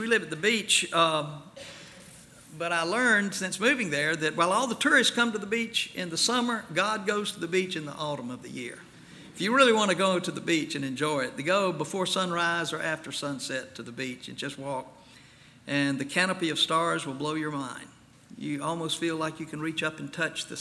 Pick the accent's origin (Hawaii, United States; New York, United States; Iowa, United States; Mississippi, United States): Mississippi, United States; some of my fondest memories of a child and a teenager growing up in Mississippi